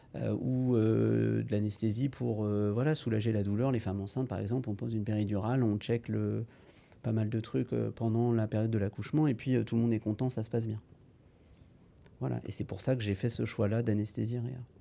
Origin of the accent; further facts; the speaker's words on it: Rennes, Brittany, France; moved away as an adult; now in Angers, France; je viens de Rennes, j'ai fait donc mon lycée à Rennes